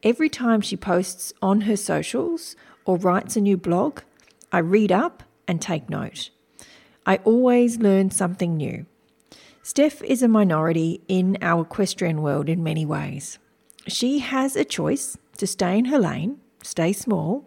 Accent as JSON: {"language": "English", "area": "Wiradjuri country", "region": "New South Wales", "country": "Australia", "tie": "born or raised there", "said": "I was born on Wiradjuri country"}